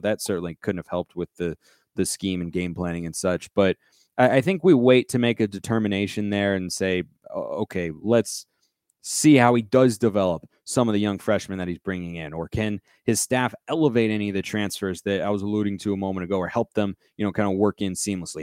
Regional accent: Pacific Northwest, United States; I hail from the Pacific Northwest, painfully.

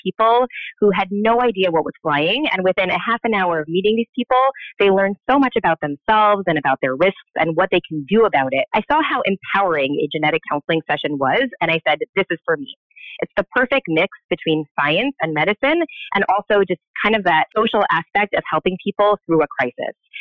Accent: New York City, New York, United States; also born or lived in Long Island, New York; I am a New Yorker for life. So I grew up in Queens

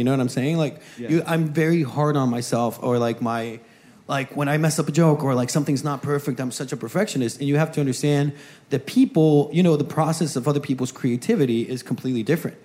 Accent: Guatemala; moved away

